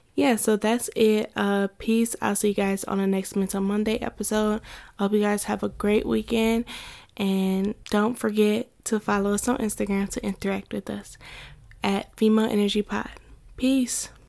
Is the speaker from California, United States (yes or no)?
no; Ohio, United States; So I'm from Ohio